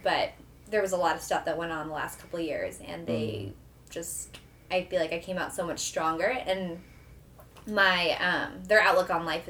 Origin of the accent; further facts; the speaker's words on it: New Jersey, United States; moved away as an adult; also born or lived in New York / Dallas, Texas / Japan; now in St. Louis, United States; my hometown in New Jersey